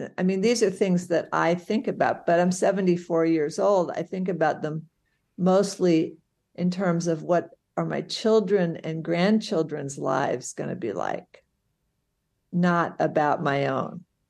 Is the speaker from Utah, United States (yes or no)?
no; St. Louis, Missouri, United States; I grew up in Saint Louis, Missouri